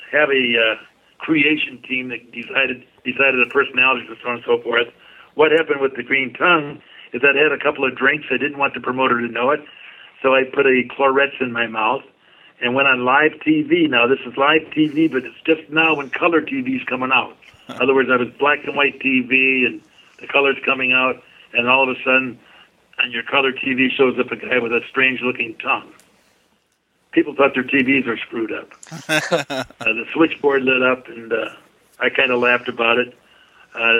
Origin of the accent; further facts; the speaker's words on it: Detroit, Michigan, United States; in my hometown